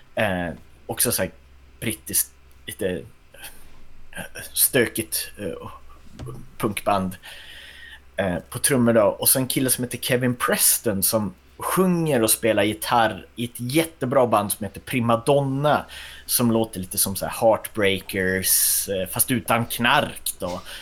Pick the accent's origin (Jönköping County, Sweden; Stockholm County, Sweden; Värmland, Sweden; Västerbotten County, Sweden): Västerbotten County, Sweden; also born or lived in Kågedalen; Jag är från Västerbotten